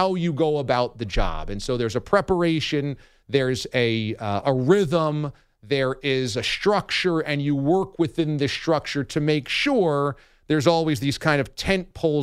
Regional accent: New York City, New York, United States; also born or lived in Boston; I'm from New York. My family is here.

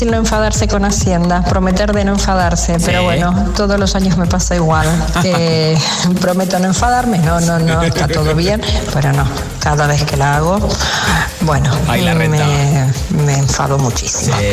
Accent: Asturias, Spain

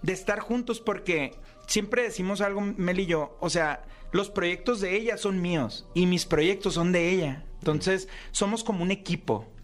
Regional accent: Ciudad Obregón, Sonora, Mexico; yo soy de Ciudad Obregón, ¿no? Ahí trabajo, tenemos una carnicería

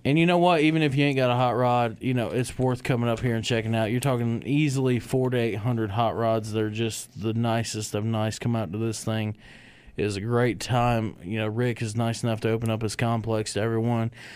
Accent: Michigan, United States; when I was real young growing up in Michigan

